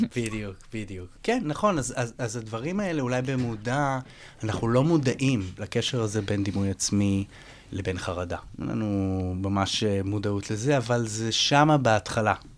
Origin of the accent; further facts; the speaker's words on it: Israel; הזהות שלי כישראלי